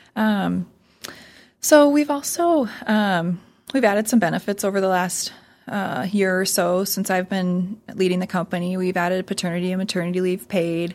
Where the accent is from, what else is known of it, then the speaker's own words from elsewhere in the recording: Sioux Falls, South Dakota, United States; I'm a hometown girl. So I grew up in Sioux Falls, and I love to say that it's my hometown